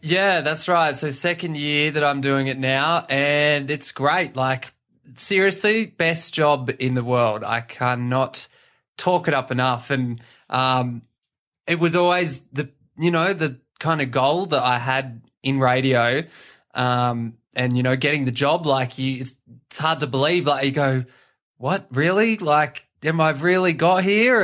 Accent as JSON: {"language": "English", "town": "Batemans Bay", "region": "New South Wales", "country": "Australia", "tie": "born or raised there", "also_born_or_lived": "Gosford, New South Wales / Dubbo, New South Wales", "said": "I'm from the South Coast. Um, I was born in Gosford, lived in Dubbo for a while, and then did high school around Batemans Bay"}